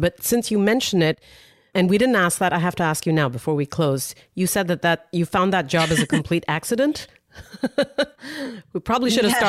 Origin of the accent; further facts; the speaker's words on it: India; As an Indian, I love hearing that.